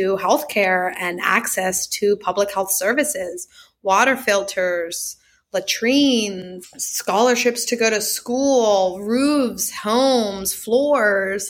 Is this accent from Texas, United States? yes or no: no; Cary, North Carolina, United States; moved away; also born or lived in Raleigh, North Carolina / Peru; I was born and raised in Cary, North Carolina